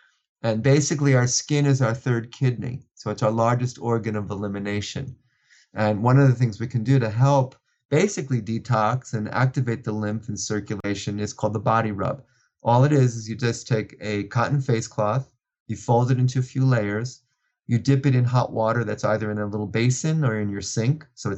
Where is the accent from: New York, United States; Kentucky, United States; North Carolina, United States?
New York, United States; New York City; growing up in New York, in Brooklyn, New York